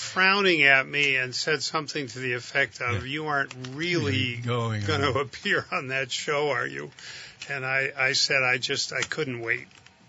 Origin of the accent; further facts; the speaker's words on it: St. Johnsbury, Vermont, United States; also born or lived in Northwest Kingdom, Vermont; I grew up in St. Johnsbury, yeah.